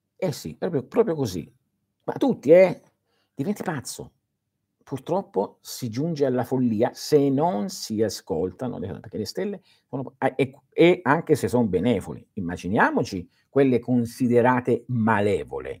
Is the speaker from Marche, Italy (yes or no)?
no; Calabria, Italy; Il mio paese, che è il più a sud della Calabria